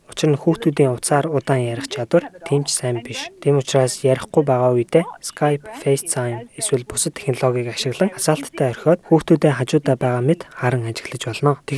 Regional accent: Mongolia; moved away; Гадаад улсад амьдран суудаг монголчууд бидний хувьд

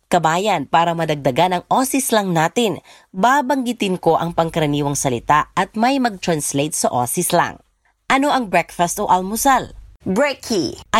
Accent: Philippines; now in Australia; As a Filipino ha, gusto ko kahit sa ibang bansa yung anak ko lumaki, gusto ko yung yung Tagalog.

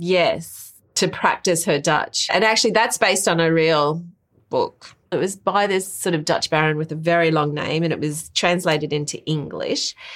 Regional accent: Brisbane, Queensland, Australia; growing up in Brisbane, as Eurasian

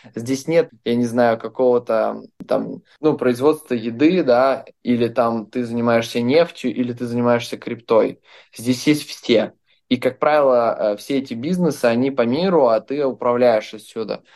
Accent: Belarus; now in Dubai, United Arab Emirates; Я сам из Беларуси

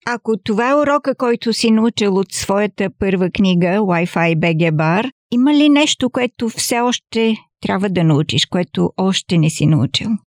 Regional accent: Bulgaria; now in Australia; сме българи

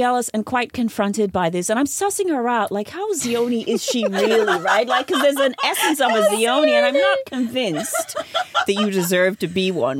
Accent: Nigeria; now in Australia; when I grew up in Nigeria

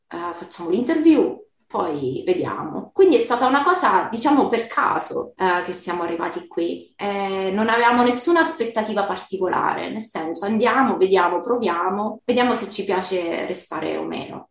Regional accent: Italy; first language Italian; moved away as an adult; now in Brisbane, Australia

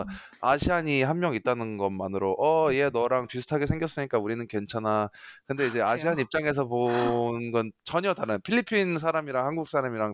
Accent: Australia; also born or lived in South Korea; 저는 이제 호주에서 태어났는데 한국말이 유창할 수 있는 이유는 이제 어렸을 때 초등학교를 한국에서 다녔어요.

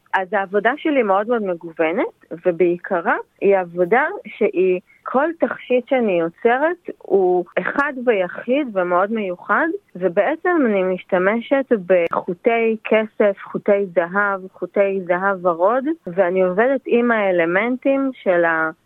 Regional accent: Israel; moved away as an adult; also born or lived in India; now in Blue Mountains, Australia; אני נולדתי בישראל וגדלתי בישראל

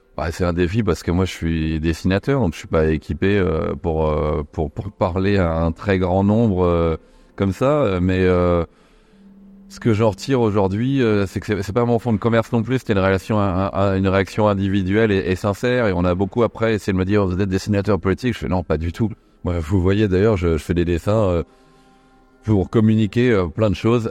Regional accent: Nantes, Pays de la Loire, France; J'ai grandi à Nantes

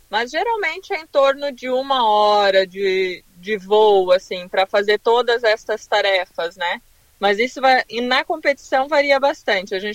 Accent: Torres, Rio Grande do Sul, Brazil; Eu sou de Torres, uma cidade no sul do, do Brasil, no Rio Grande do Sul, onde tem um festival de balonismo já há 35 anos. Então eu nasci, cresci vendo os balões, assim, né?

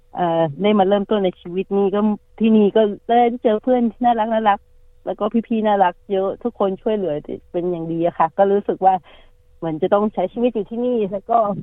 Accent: Thailand; moved away as an adult; now in Australia; เราก็ยังไม่ลืมเมืองไทยนะคะ ก็ยังรักบ้านเกิด

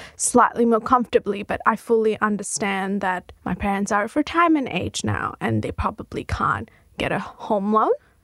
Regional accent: Mumbai, Maharashtra, India; now in Australia; I am from Mumbai, India

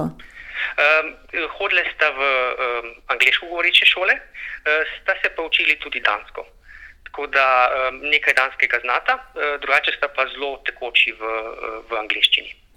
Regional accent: Brežice, Lower Sava, Slovenia; moved away as an adult; also born or lived in Ljubljana; now in Canberra, Australia; Prihajam iz Brežic, tam sem preživel bolj kot ne celotno svoje otroštvo.

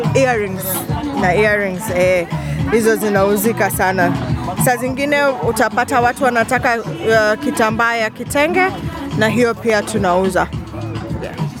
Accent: Kenya; now in Brisbane, Australia; nimetoka Kenya, ninaishi mtaa wa Brisbane.

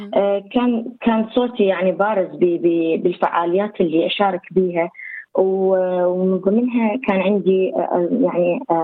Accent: Iraq; accent: Iraqi; now in Australia; انا من العراق آه، مواليد 1992

